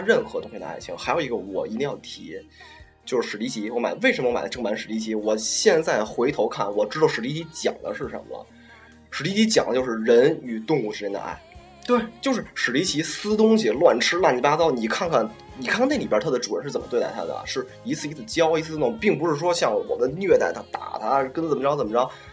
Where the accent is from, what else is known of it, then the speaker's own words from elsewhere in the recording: China; 我们中国人